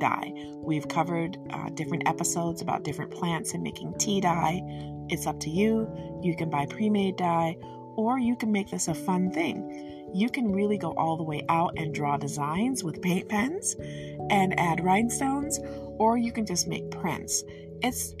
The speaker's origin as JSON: {"language": "English", "region": "Michigan", "country": "United States", "said": "I'm from Michigan, so my English is very regionally influenced"}